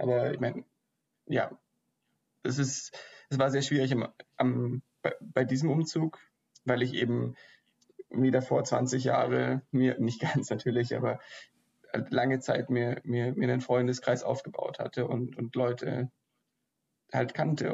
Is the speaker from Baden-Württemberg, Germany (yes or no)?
yes; Ulm, Baden-Württemberg, Germany; moved away as an adult; also born or lived in Aachen / Sweden; ich komme ja auch aus Ulm